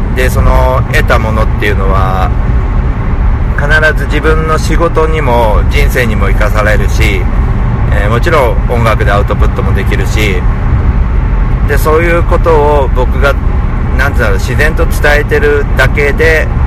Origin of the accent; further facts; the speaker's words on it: Tokyo, Japan; 自分の地元である大森